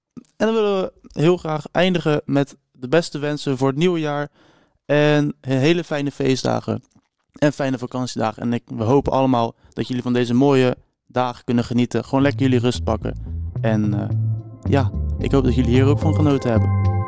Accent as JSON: {"language": "Dutch", "town": "Rotterdam", "region": "South Holland", "country": "Netherlands", "said": "Ik kom uit Rotterdam ongeveer"}